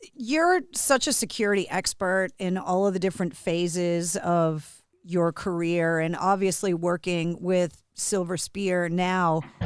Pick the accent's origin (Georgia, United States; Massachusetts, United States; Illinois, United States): Massachusetts, United States; born and raised in Massachusetts